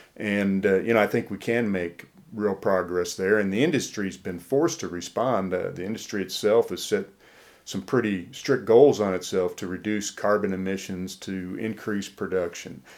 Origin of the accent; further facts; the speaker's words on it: Iowa, United States; also born or lived in Mississippi / Alabama; now in Tennessee, United States; I grew up in Iowa